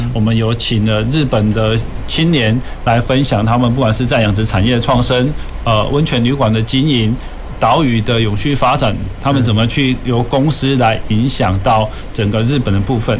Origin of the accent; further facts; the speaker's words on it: Taiwan; 反倒是我们台湾人是比较少的